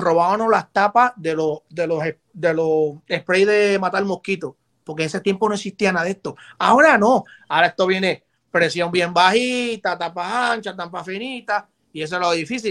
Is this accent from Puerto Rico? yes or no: yes; San Juan, Puerto Rico; also born or lived in Bronx, New York; now in New York, United States; yo soy de Santurce